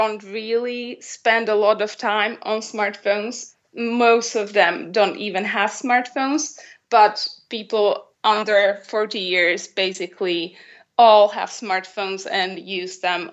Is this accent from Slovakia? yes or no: yes; Bratislava, Bratislava Region, Slovakia; I'm from Bratislava, Slovakia, and I work with children in their free time